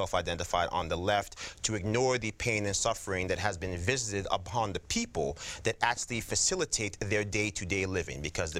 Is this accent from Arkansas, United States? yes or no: no; Yonkers, New York, United States; also born or lived in Colgate University, upstate New York; Born and raised in Yonkers, went to school in the city, went to university upstate, Colgate, and then back to New York